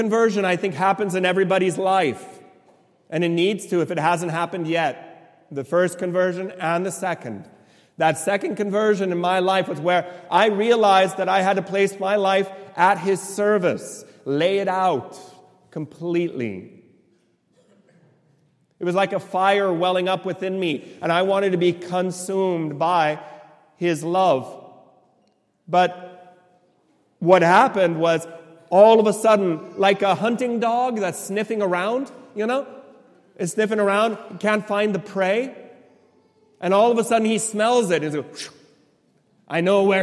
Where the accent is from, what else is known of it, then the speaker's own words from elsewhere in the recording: right next to San Francisco, in the Silicon Valley, California, United States; I was born and raised in California